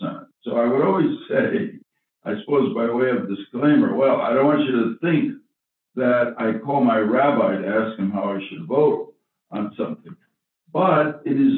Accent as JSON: {"language": "English", "town": "Stamford", "region": "Connecticut", "country": "United States", "tie": "born or raised there", "said": "I grew up in Stamford, Connecticut."}